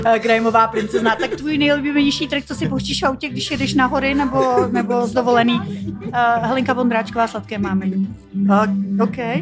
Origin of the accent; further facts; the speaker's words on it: Žatec, Ústí nad Labem Region, Czechia; jsem chodila na koupaliště v Žadci, tyjo, protože pocházím z Žadce